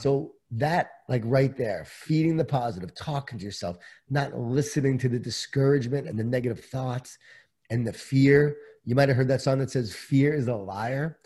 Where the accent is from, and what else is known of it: Long Island, New York, United States; born or raised there